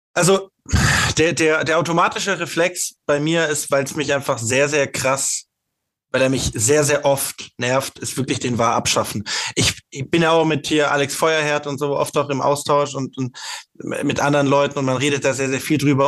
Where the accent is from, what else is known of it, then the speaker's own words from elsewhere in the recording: Stuttgart, Baden-Württemberg, Germany; als Stuttgarter, als Stuttgarter bin ich